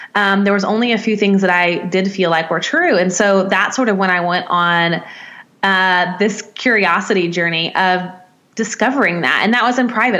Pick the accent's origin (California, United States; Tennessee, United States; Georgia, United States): Tennessee, United States; Nashville; I'm from Nashville, Tennessee, in the states, in the in the deep mm. South